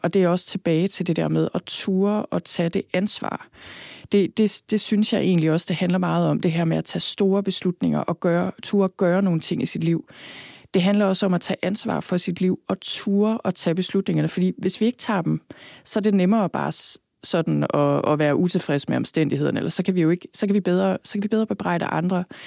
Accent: Thy, North Denmark Region, Denmark; also born or lived in Copenhagen / London; now in Skørping, Denmark; jeg er født og opvokset i Thy

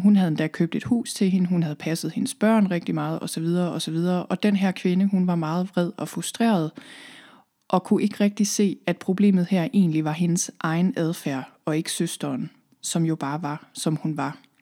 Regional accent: Thy, North Denmark Region, Denmark; moved away as an adult; also born or lived in Copenhagen / London; Jeg er oprindeligt her fra Thy, hvor jeg sidder lige nu

